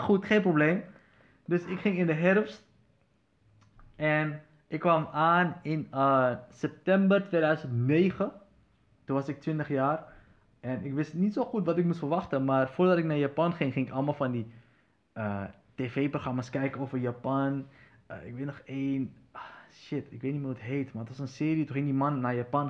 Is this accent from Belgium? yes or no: no; Netherlands; waar kom je vandaan? Ik zei, van Nederland